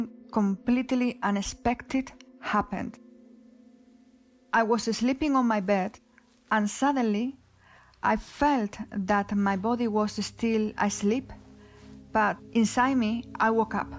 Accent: Huelva, Andalusia, Spain; English is a second language; moved away; I was living in Huelva, my hometown, a city in the south of Spain.

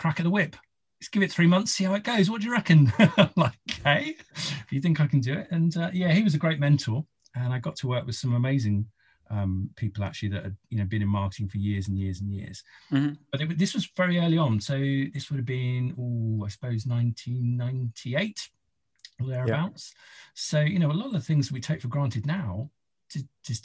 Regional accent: Isle of Wight, South East England, United Kingdom; I'm from the Isle of Wight

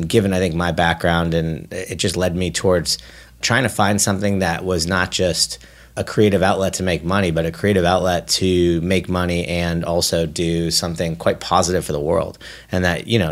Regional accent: Bay Area, California, United States; I grew up in the Bay Area, actually

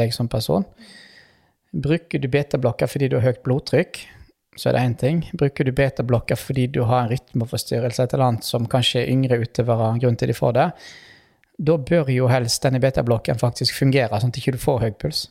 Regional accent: Western Norway, Norway; jeg kommer fra Vestlandet

